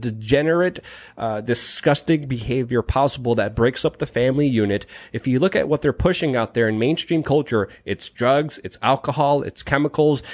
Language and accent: English; New York City, New York, United States; growing up in New York City, growing up in Brooklyn